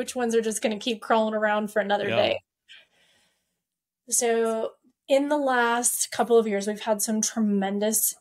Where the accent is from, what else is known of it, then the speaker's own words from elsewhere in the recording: Payette, Idaho, United States; I'm from Payette, Idaho